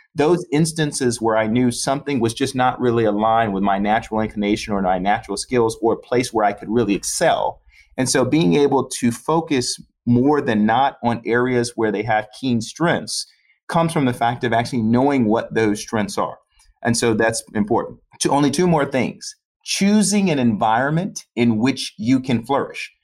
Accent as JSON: {"language": "English", "town": "Chicago", "region": "Illinois", "country": "United States", "tie": "born or raised there", "also_born_or_lived": "Florida", "said": "Born and raised in Chicago, grew up on the South Side"}